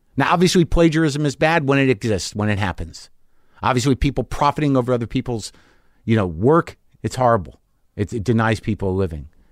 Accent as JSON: {"language": "English", "region": "New Mexico", "country": "United States", "tie": "born or raised there", "said": "I grew up in New Mexico"}